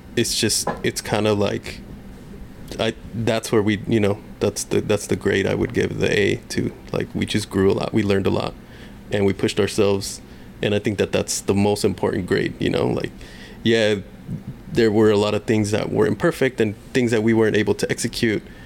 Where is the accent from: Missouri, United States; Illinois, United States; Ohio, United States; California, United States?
California, United States; Long Beach; I grew up in Long Beach